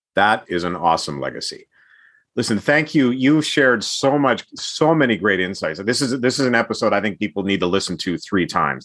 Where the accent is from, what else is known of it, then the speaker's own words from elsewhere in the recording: Edmonton, Alberta, Canada; I grew up in Edmonton during the heyday of the Edmonton Oilers